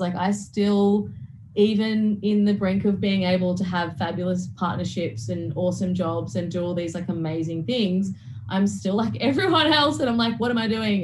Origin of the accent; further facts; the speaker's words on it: Toowoomba, Queensland, Australia; I grew up in Toowoomba, in which was in Queensland